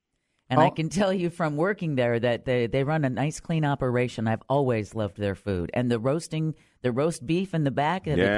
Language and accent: English; Wisconsin, United States; my home state of Wisconsin